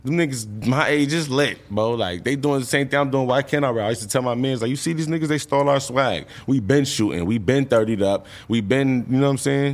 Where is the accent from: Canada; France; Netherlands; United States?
United States; New York; I live from New York. I mean, I'm from New York.